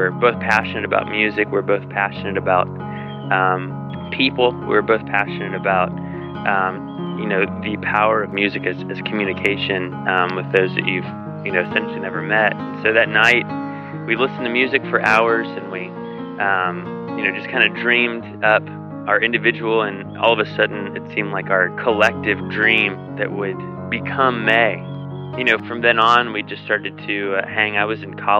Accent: Virginia Beach, Virginia, United States; growing up in Virginia Beach, Virginia, it's not like a Chicago or an LA or New York City

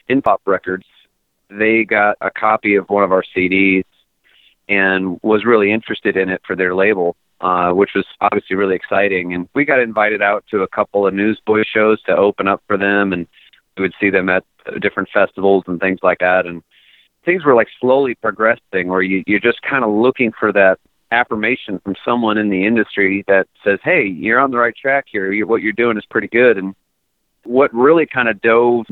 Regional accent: Connecticut, United States; born and raised in Connecticut

